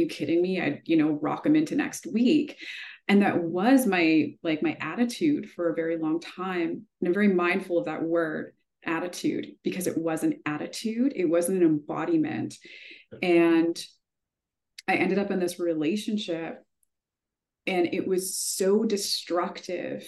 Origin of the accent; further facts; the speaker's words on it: Manitoba, Canada; I grew up in Manitoba